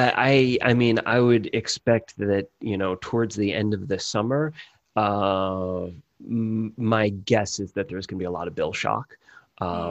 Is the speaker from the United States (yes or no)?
yes; Hudson Valley, New York, United States; moved away as an adult; also born or lived in Cambridge, Massachusetts; now in Chicago, United States; I'm from the Hudson Valley in New York, about halfway between Albany and New York City.